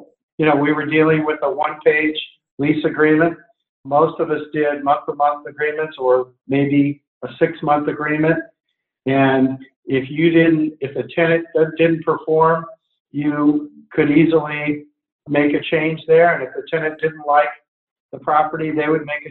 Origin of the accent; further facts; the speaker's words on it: California, United States; now in Portland, United States; I'm from California